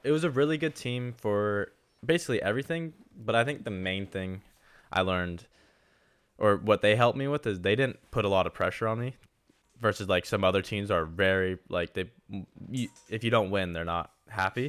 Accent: Southern California, United States; I'm from Southern California. I live in Orange County

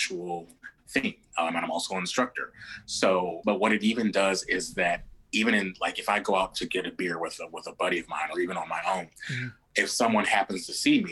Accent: Midwest, United States; I'm a guy from the Midwest

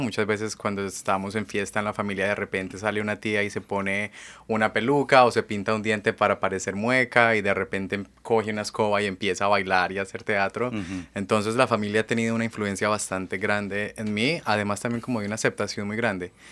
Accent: Colombia; first language Spanish; moved away as an adult; now in Seattle, United States; yo nací en Colombia y pasé pues casi toda mi vida allá y hace cinco años que resido aquí en Estados Unidos

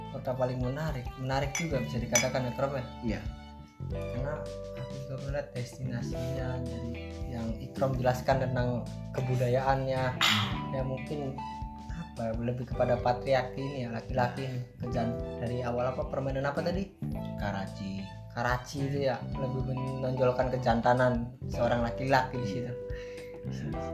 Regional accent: Cirebon, West Java, Indonesia; daerahku Cirebon

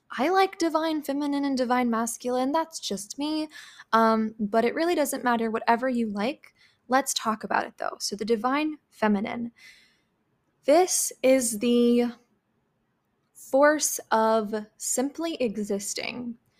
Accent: Midwest, United States; I was raised in the Midwest

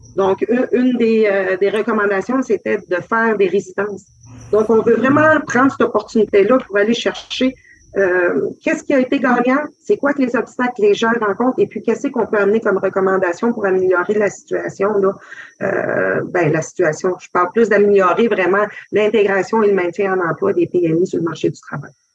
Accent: Quebec, Canada; Je suis Algonquin-Cree de Chitogan et Waskaganish

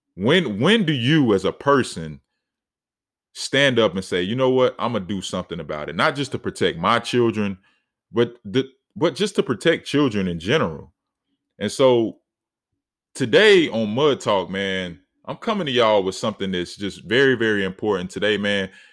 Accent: Charlotte, North Carolina, United States; in my city, you know, I'm from Charlotte, North Carolina

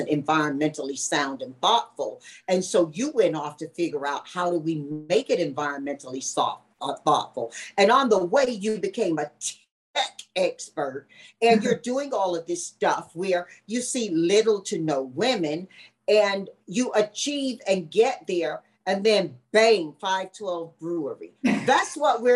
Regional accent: Tarboro, North Carolina, United States; in my hometown, Tarboro, North Carolina, very small southern town

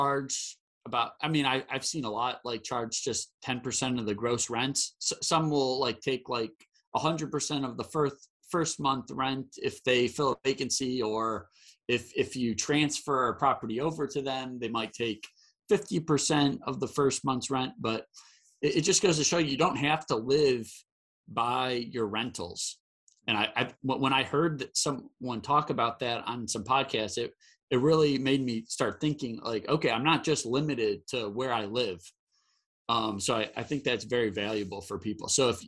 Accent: Michigan, United States; now in Charlotte, United States; where I grew up in Michigan. I live in North Carolina

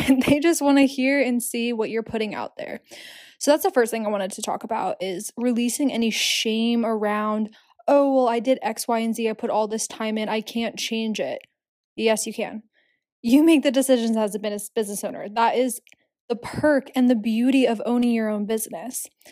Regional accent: Philadelphia, Pennsylvania, United States; also born or lived in Hamburg, Germany; now in New York City, United States; I'm from Philadelphia

